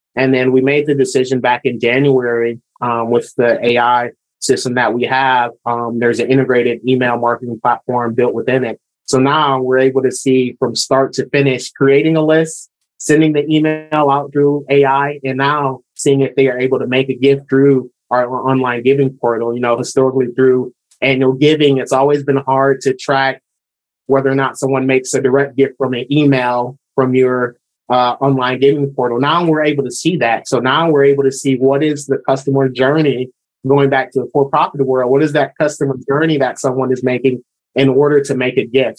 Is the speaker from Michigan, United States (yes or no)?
yes; Lansing, Michigan, United States; moved away as an adult; also born or lived in Washington State; now in Oregon, United States; I'm from Michigan. So born and raised in, in Lansing